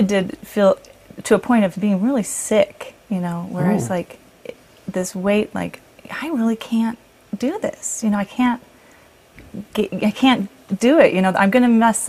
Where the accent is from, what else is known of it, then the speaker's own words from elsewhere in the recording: Illinois, United States; also born or lived in Texas / California; now in Utah, United States; And then I moved to Illinois, so I spent most of my years growing up in Illinois.